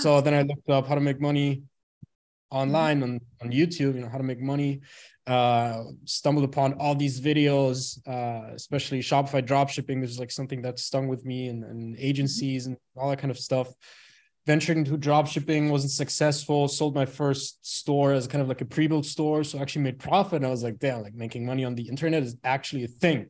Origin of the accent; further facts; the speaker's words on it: Bremen, Germany; moved away; born and raised in Germany, uh, in a small, not really a small city, but in a city called Bremen.